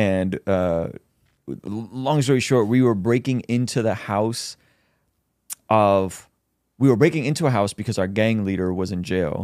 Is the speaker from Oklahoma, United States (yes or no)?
no; San Diego, California, United States; I grew up in Southeast San Diego